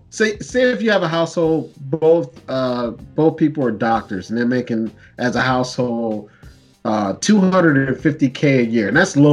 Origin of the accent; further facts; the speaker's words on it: Canada; I, speak French. Yes, I am Canadian.